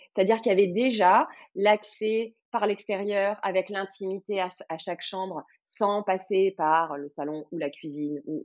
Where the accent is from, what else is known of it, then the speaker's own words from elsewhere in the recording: Cannes, Provence-Alpes-Côte d'Azur, France; je suis de la Côte d'Azur, je suis de Cannes, je suis originaire du coin